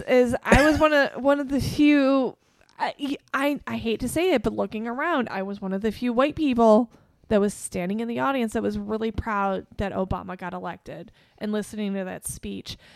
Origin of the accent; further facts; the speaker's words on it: Chicago, Illinois, United States; growing up in Chicago